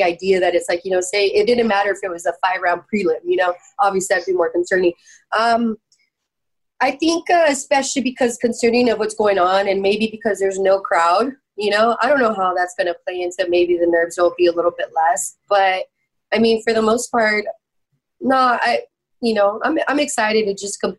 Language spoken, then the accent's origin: English; San Jose, California, United States; I was born and raised in San Jose